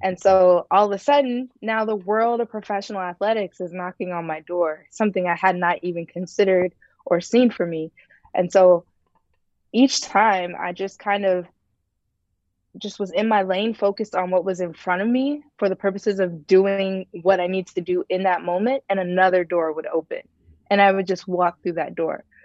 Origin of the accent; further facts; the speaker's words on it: Ohio, United States; moved away as an adult; also born or lived in Tennessee; I was born and raised in Ohio